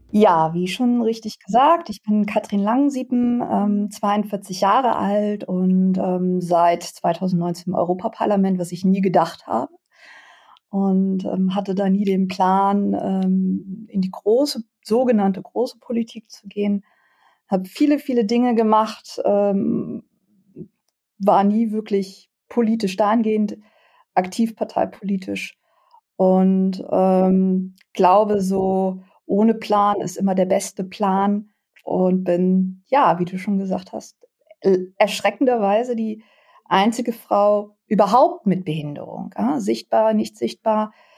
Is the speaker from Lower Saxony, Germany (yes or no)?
yes; Lower Saxony, Germany; bei uns in Niedersachsen